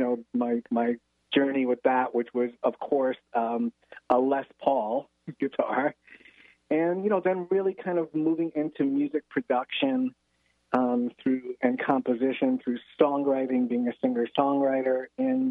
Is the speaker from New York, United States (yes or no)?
yes; New York City, New York, United States; I grew up in the Bronx and in New York City